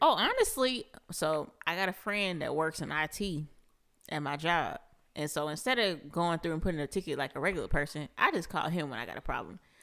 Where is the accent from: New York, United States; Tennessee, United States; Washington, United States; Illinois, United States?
Washington, United States; Seattle; now in Huntsville, United States; I'm from Seattle